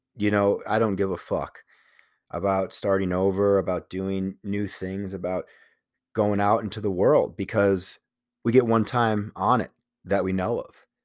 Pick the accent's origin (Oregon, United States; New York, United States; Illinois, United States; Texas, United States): Illinois, United States; Chicago; moved away as an adult; it's for sure, for sure a Chicago thing where you identify with the city.